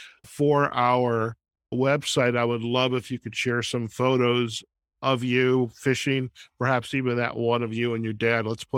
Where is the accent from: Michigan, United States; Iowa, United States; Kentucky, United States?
Michigan, United States; I grew up in the Detroit suburbs, and we used to go down to this town. It was Monroe, Michigan.